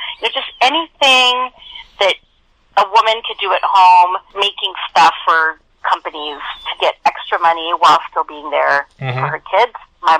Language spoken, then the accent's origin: English; El Paso, Texas, United States; born there; And then I was born in El Paso, like I said, about a quarter mile north of the border.